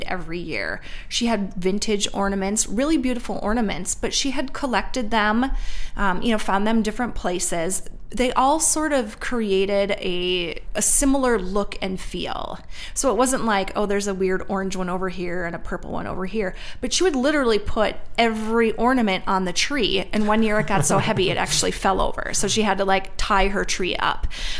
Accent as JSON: {"language": "English", "region": "Minnesota", "country": "United States", "tie": "born or raised there", "said": "I grew up in Minnesota"}